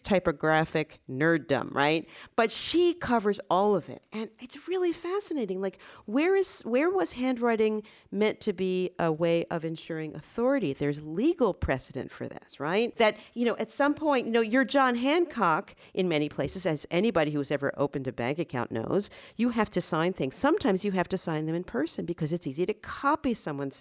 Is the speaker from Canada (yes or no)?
no; Paris, Île-de-France, France; moved away; I grew up in Paris